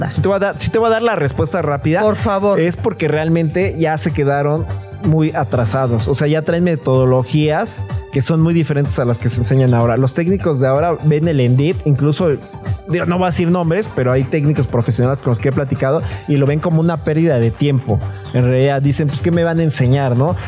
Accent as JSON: {"language": "Spanish", "country": "Mexico", "said": "yo soy de México"}